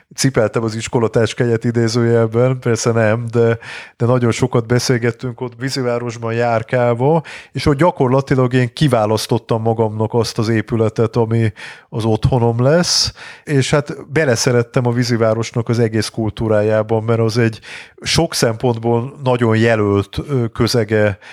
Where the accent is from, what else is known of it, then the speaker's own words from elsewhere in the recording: Budapest, Hungary; én világéletemben Budán laktam, uh-huh. Mhm. Óbudán születtem, meg utána sok ö, negyedben éltem, tehát sok helyen éltem, de mindig Budán